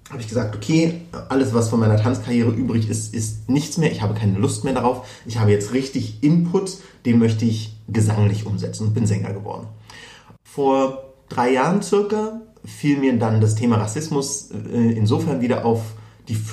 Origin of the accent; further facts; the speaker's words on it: Berlin, Germany; Also es reicht nicht, wenn ich in Berlin sage, dann wird sehr oft immer noch nachgefragt, wo ich dann wirklich herkomme